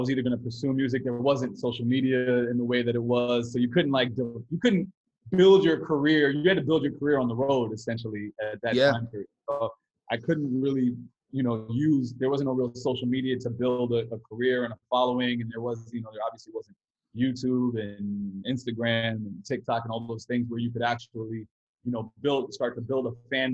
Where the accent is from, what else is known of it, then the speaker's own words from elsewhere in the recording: upstate New York, United States; also born or lived in Brooklyn, New York; I spent the majority of my time in Brooklyn, but I grew up upstate New York, like went to high school upstate New York